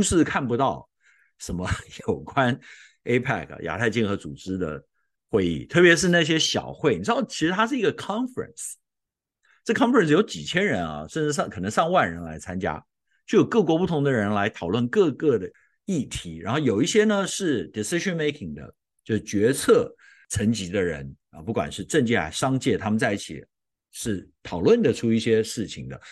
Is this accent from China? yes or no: no; Taiwan; moved away; 我从小在台湾